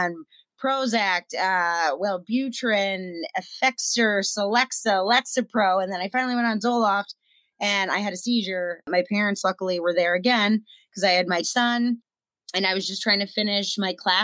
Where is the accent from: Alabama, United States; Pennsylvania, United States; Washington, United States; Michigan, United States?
Pennsylvania, United States; I'm a nobody from Pennsylvania.